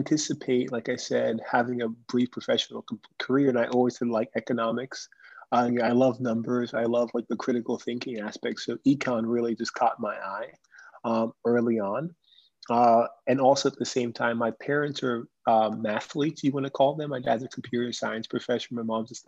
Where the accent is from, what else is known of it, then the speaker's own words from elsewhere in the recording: Orlando, Florida, United States; also born or lived in Kingston, Jamaica / Winston-Salem, North Carolina; I consider Orlando home. So I grew up in Orlando and I attended Winter Park High School